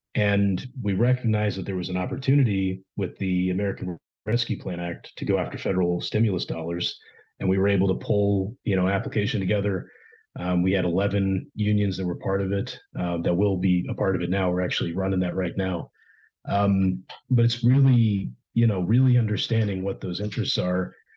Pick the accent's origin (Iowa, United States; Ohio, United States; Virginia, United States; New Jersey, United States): Ohio, United States; also born or lived in Texas; now in Houston, United States; growing up in Ohio